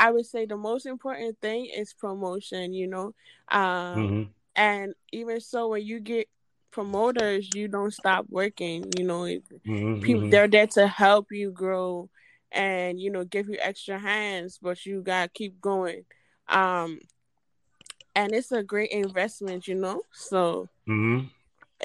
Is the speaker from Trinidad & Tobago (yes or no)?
yes; Trinidad & Tobago; I am from Trinidad and Tobago.